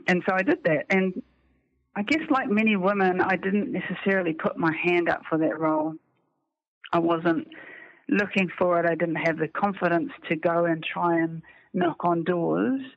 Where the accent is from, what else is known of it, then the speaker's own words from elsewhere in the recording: New Zealand; a Kiwi female